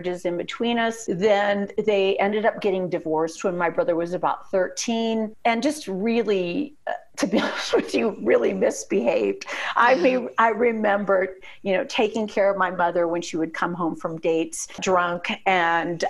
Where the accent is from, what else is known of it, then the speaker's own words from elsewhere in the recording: Indiana, United States; also born or lived in Arizona; I'm from Indiana